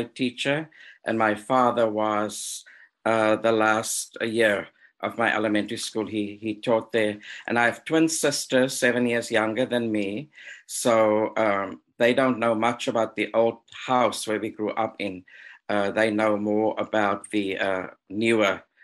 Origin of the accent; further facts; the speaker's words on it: Wellington, Western Cape, South Africa; I was born in a small rural town called Wellington, which is about an hour away from Cape Town, a very small Afrikaans conservative community where I was born in the same house that I believe my mother was born in, and grew up in that house until I was about 12 or 13.